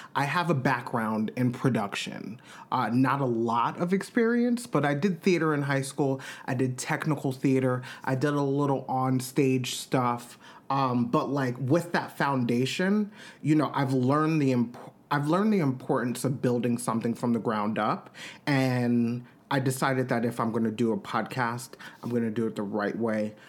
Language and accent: English; Long Island, New York, United States; I'm from New York. I'm from Long Island